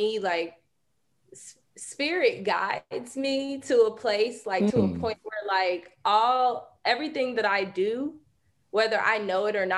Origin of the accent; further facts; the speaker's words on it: rural North Carolina, United States; moved away; we didn't have access to this like in rural North Carolina